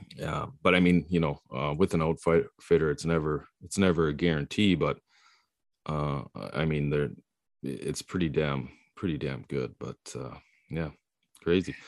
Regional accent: Prince Rupert, British Columbia, Canada; also born or lived in Cologne; I was born in Cologne. I, uh, I live here now, but I, I grew up on the coast, Prince Rupert

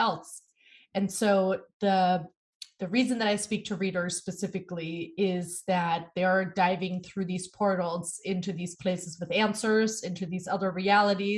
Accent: Germany; now in New York City, United States; born and raised in Germany.

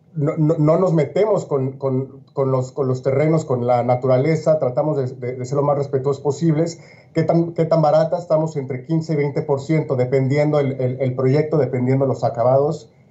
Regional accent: Mexico; now in Miami, United States; siendo mexicano de origen

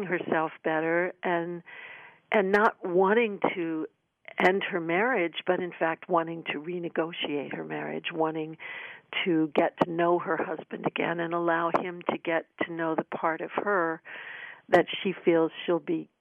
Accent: Washington, D.C. area, Maryland, United States; My hometown

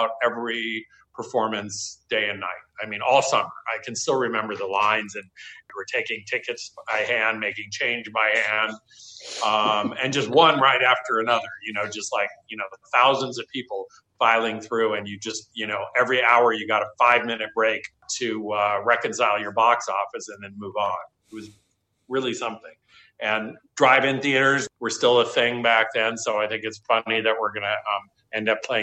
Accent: Los Angeles, California, United States; also born or lived in Tarzana; I'm a Valley boy, so to speak. I grew up in Sherman Oaks

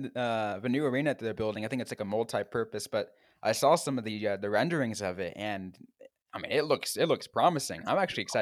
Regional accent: San Jose, California, United States; I grew up in Northern California, so I like Tar was right there for me. And you know, my hometown team, obviously, I'm from San Jose

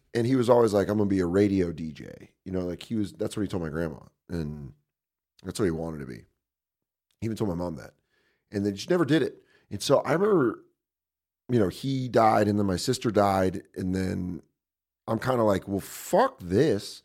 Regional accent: Aurora, Colorado, United States; moved away as an adult; also born or lived in Tucson, Arizona / New York; I grew up in Aurora, Colorado

